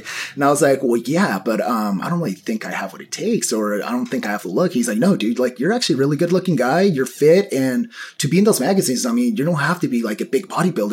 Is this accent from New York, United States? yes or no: no; San Diego, California, United States; also born or lived in Mexico; I was raised here in San Diego practically all my life. I'm Mexican, got here when I was about two years old, been in the area since